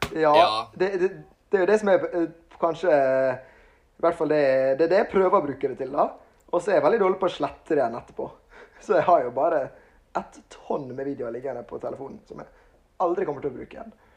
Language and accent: Norwegian; Ålesund, Møre og Romsdal, Norway; moved away as an adult; now in Kristiansand, Norway; Jeg er fra Ålesund. Flytta nettopp til Kristiansand